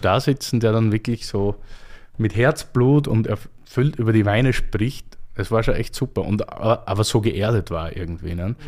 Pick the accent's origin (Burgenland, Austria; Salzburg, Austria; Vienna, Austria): Burgenland, Austria; near Eisenberg, South; moved away; ich komme dort aus der Nähe her